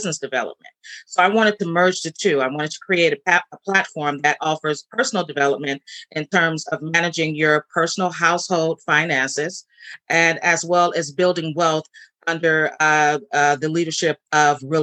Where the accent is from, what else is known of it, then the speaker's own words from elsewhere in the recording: San Francisco, California, United States; I'm born and raised in San Francisco